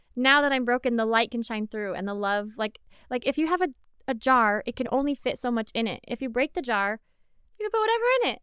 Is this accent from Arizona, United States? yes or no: yes; Arizona, United States; I'm from Arizona.